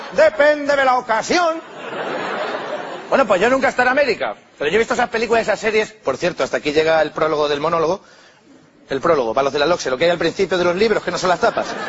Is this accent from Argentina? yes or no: no; Spain; Yo soy español.